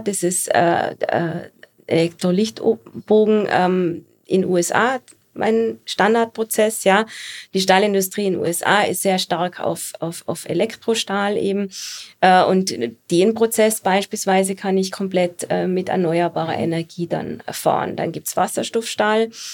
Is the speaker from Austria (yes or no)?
yes; Austria; als Österreicherin